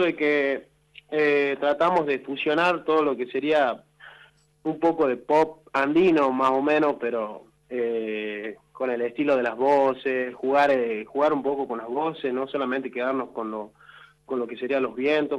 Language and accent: Spanish; Salta, Argentina; nosotros en realidad somos de Salta